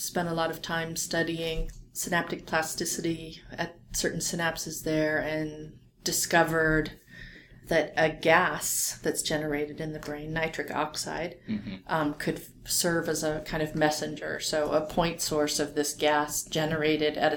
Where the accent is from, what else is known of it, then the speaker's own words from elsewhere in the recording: Orange County, California, United States; that's where I'm from too